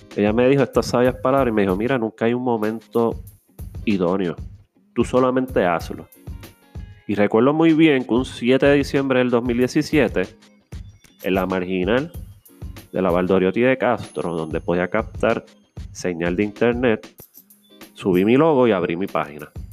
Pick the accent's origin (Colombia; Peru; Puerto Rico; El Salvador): Puerto Rico; Carolina; soy un joven de Carolina